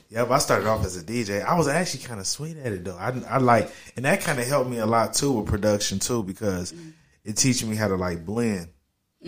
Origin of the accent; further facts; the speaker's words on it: Dayton, Ohio, United States; From Dayton, Ohio